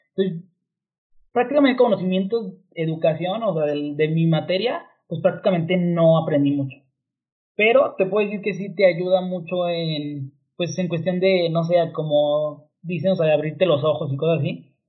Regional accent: Mexico

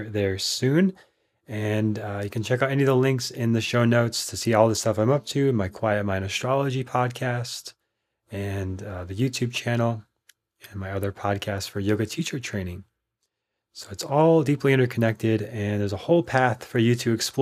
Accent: Minnesota, United States; now in Austin, United States; When I grew up in Minnesota

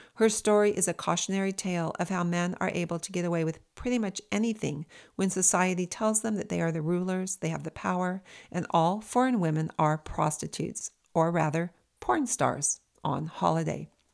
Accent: United States; I'm an American citizen

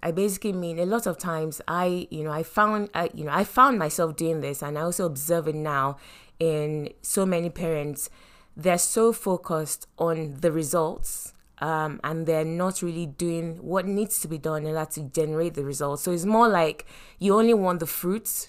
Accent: Nigeria; moved away; we were raised growing up in Nigeria

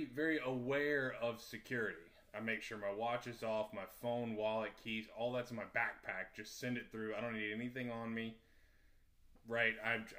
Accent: United States; I think it's because I'm American.

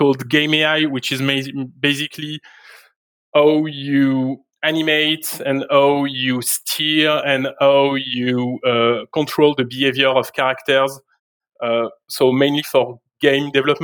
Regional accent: France; moved away as an adult; now in Montreal, Canada; I was born in France, and I worked for the vast majority of my career up until last year in France

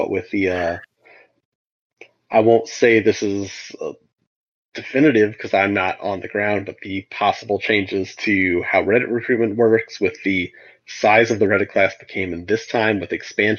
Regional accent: American Midwest, United States; moved away; So I grew up in the American Midwest. I grew up a five-hour drive from Chicago.

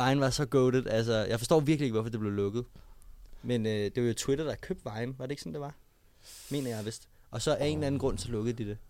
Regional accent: Copenhagen, Capital Region of Denmark, Denmark; jeg kommer sådan der som rigtig københavner

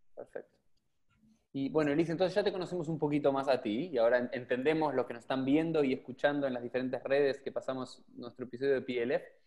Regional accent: Argentina; como argentinos, porque no es que acá en la Argentina estamos

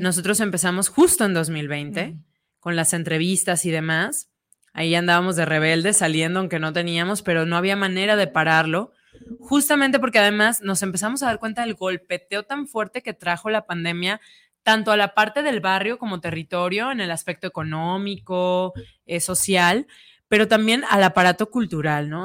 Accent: Guadalajara, Jalisco, Mexico; en nuestra ciudad

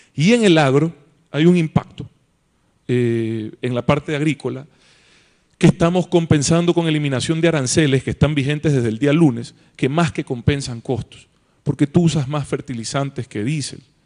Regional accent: Ecuador; somos todos ecuatorianos

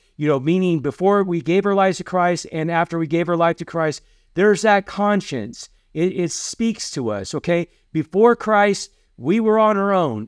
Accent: Iowa, United States; moved away as an adult; also born or lived in Kentucky; we grew up in Iowa

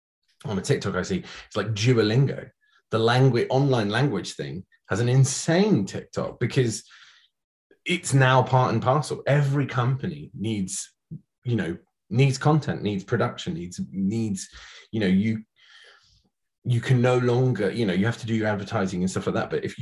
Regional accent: Scotland, United Kingdom; we're both from Scotland. I probably don't sound it, but I promise you I am.

